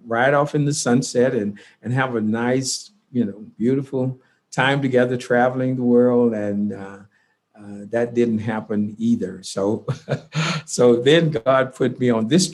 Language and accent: English; Houston, Texas, United States; I grew up in Houston, Texas, and in predominantly all Black neighborhood